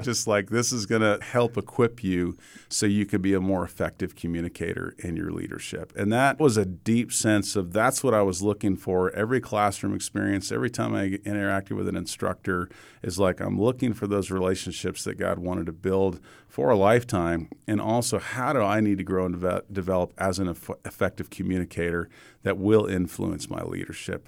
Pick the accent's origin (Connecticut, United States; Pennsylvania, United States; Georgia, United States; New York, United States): Georgia, United States; Atlanta; moved away; I grew up in Atlanta